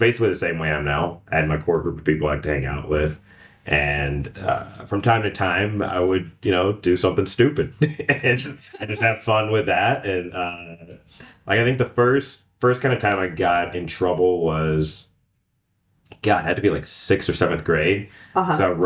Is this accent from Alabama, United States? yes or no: yes; Birmingham, Alabama, United States; born or raised there; also born or lived in Texas / Chicago